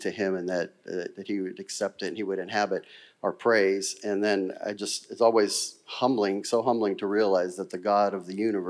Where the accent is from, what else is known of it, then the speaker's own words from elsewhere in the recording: Girard, United States; I grew up Catholic in St. Rose Church in Girard, and I went to grade school there